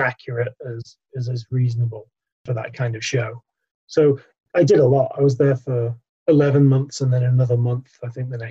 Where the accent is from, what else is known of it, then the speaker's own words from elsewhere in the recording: north of England, United Kingdom; I grew up in England, if my accent doesn't give that away